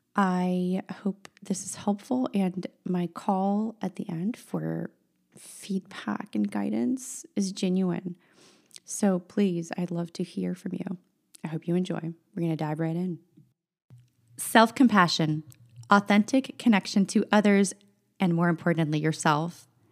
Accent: San Francisco, California, United States; first language Russian; English is a second language; when I was growing up in the San Francisco school district

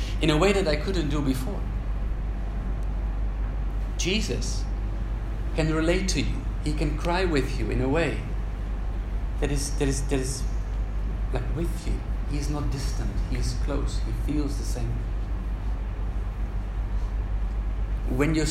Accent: Netherlands; moved away; My home country is Holland

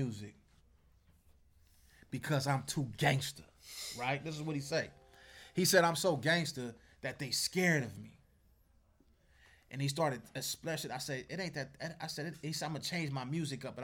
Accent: Compton, California, United States; I'm from Bompton

